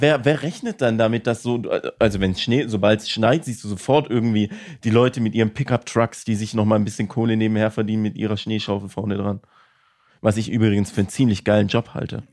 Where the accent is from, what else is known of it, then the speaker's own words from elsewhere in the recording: Villingen-Schwenningen, Baden-Württemberg, Germany; bei uns in Schwenningen